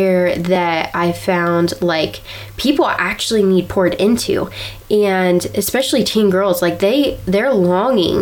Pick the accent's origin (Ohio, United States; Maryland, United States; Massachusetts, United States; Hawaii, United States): Ohio, United States; we're from Ohio